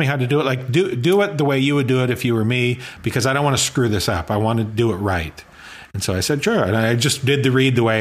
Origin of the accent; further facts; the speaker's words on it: Saskatchewan, Canada; I grew up in Saskatchewan